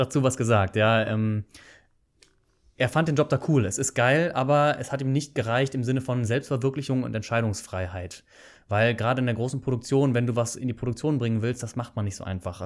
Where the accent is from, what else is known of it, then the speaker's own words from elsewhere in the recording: Bonn, North Rhine-Westphalia, Germany; moved away as an adult; also born or lived in Canada; now in Aachen, Germany; Ich komme ursprünglich aus Bonn, nicht unbedingt aus Aachen, aber ich habe dann hier studiert nach dem Abitur.